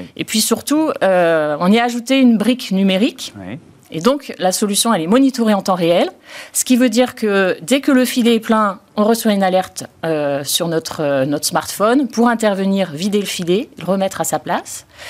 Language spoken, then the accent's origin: French; Marseille, Provence-Alpes-Côte d'Azur, France; on est marseillais